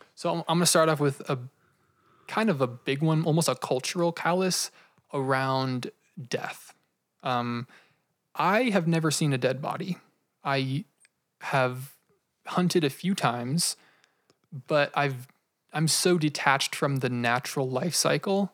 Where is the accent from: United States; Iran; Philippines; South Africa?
United States; as Americans, don't have a very solidified grieving process